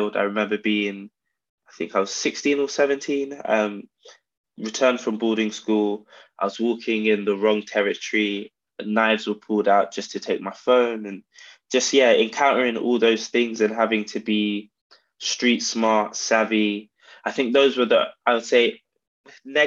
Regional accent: London, United Kingdom; I was born in South London, born and raised in Camberwell, predominantly between Camberwell and Peckham

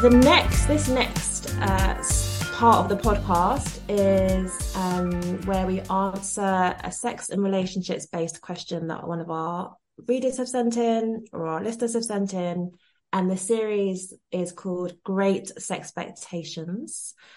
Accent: Nigeria; I'm Nigerian

